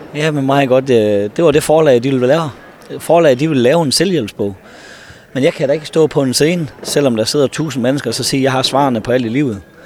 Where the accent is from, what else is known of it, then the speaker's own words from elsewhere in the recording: North Jutland, North Denmark Region, Denmark; Jeg er så fra Nordjylland